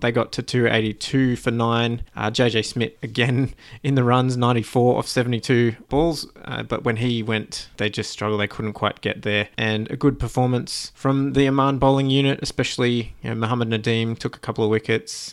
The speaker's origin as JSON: {"language": "English", "country": "Australia", "said": "as an Australian"}